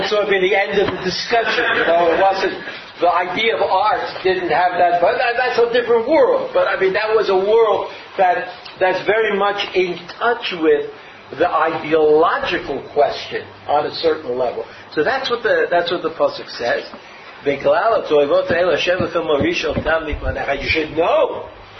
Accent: Brooklyn, New York, United States; I grew up in Brooklyn

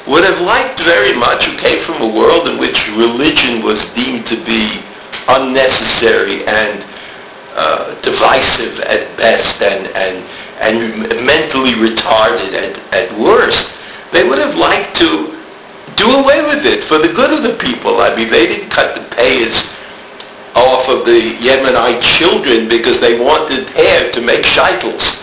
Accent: United States; now in Israel; my uh, background as an American

